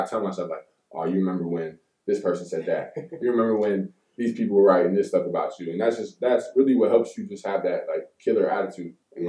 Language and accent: English; Pembroke Pines, Florida, United States; born there; also born or lived in Tampa / Georgia / Deland / Miami; Like, I was born in South Florida, Broward County, Pembroke Pines, Florida. Stayed there until I was, like, about 7, 8. Mm-hmm. Then we moved to different places, like Tampa, Georgia, to Deland. Then we went back to Miami, back to Deland.